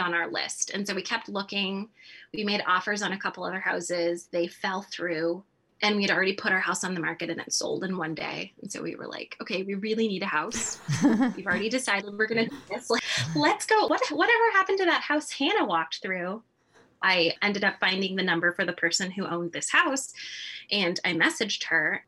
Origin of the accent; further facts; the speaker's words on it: California, United States; moved away as an adult; now in Midwest, United States; I was born in California, which I think is a very far cry from where I am today, which is the middle of winter in the Midwest.